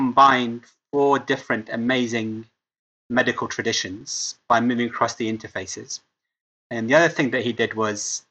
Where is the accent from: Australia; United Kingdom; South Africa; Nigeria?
United Kingdom; Cambridge, East of England; also born or lived in Lebanon; I got to go to Cambridge in my hometown.